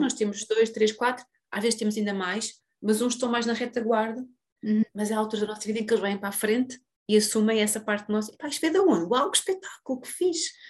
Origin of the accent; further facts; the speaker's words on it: Portugal; a todos nós enquanto portugueses